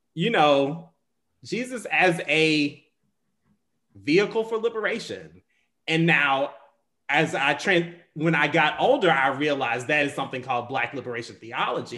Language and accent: English; the South, United States; I come from, I'm from the South